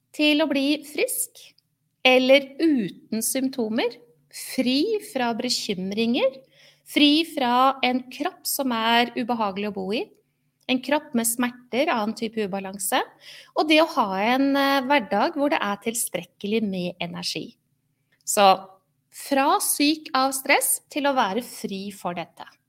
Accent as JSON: {"language": "Norwegian", "region": "Oslo", "country": "Norway", "tie": "born or raised there", "moved": "as an adult", "lives_now": "Halden, Norway", "said": "Selv er jeg ikke fra Halden, jeg er født og oppvokst i Oslo"}